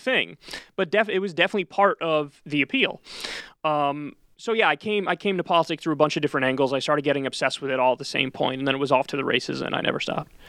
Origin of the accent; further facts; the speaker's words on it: New Rochelle, New York, United States; grew up in New Rochelle, New York, which is in Westchester County.